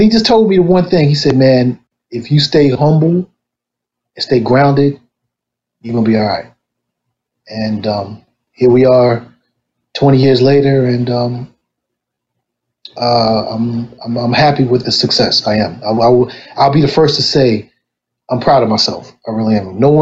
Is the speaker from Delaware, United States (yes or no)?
yes; Wilmington, Delaware, United States; I'm from Wilmington, Delaware, born and raised. Southbridge native